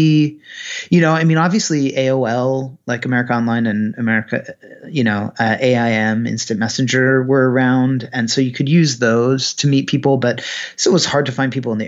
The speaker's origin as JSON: {"language": "English", "region": "Pennsylvania", "country": "United States", "also_born_or_lived": "Amherst", "moved": "yes"}